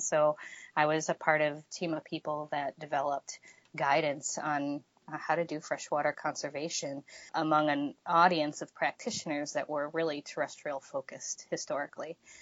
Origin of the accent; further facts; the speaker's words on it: Michigan, United States; I'm uh, born and raised in Michigan